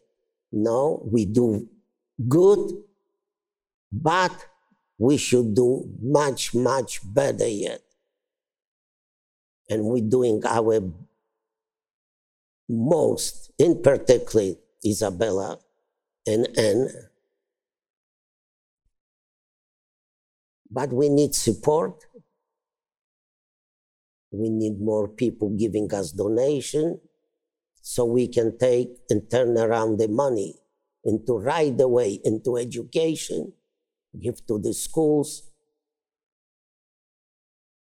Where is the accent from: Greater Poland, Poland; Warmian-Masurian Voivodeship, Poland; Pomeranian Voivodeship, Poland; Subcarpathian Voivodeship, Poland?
Subcarpathian Voivodeship, Poland; Brzostek; moved away; I am from Poland